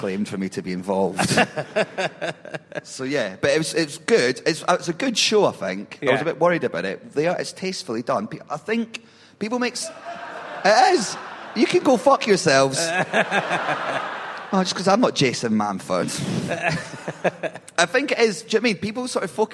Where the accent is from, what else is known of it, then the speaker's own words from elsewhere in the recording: Edinburgh, Scotland, United Kingdom; I'm from Edinburgh